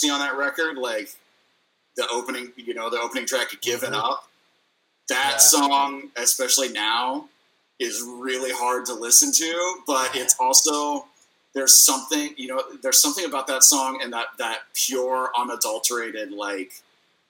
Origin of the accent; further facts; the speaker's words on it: Midwest, United States; I'm from the Midwest.